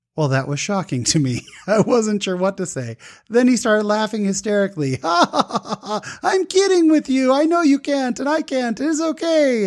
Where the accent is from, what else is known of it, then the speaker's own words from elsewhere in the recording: Utah, United States; I'm from Utah